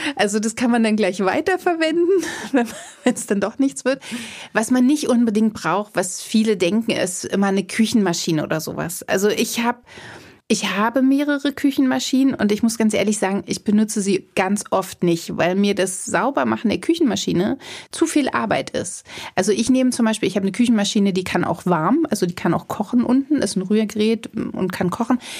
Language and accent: German; Potsdam, Brandenburg, Germany; mein Kindergarten, muss ich dazu sagen, der war total schön schön am Schloss Charlottenhof in Potsdam. Also mhm. ich bin ein Kind des Parks Sanssouci